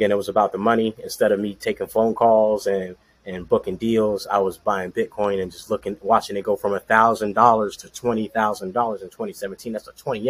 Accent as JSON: {"language": "English", "town": "Orlando", "region": "Florida", "country": "United States", "tie": "born or raised there", "said": "born and raised in Orlando, Florida"}